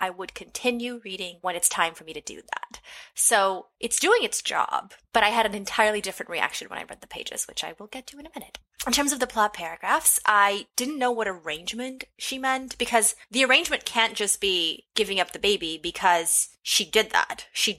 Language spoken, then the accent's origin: English; Michigan, United States; now in Texas, United States; Born and raised in Michigan, my writing contains a mix of Midwestern and Southern influences centered on the African-American experience.